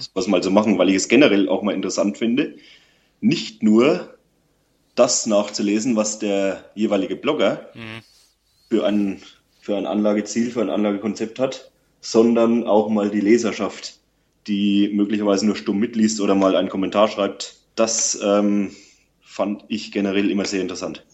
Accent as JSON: {"language": "German", "area": "Lower Franconia", "region": "Bavaria", "country": "Germany", "said": "Ich komme aus Unterfranken."}